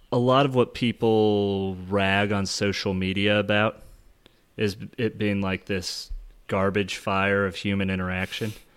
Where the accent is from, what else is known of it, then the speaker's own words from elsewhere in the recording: United States; I'm an American